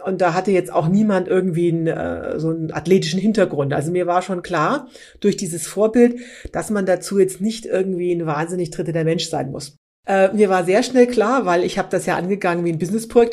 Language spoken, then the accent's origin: German; Berlin, Germany; wir sind beide aus Berlin